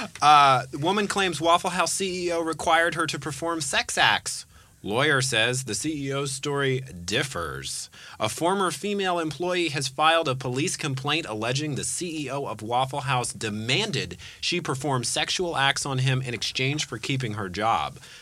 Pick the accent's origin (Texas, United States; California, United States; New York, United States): California, United States; Bay Area; I was born in the Bay Area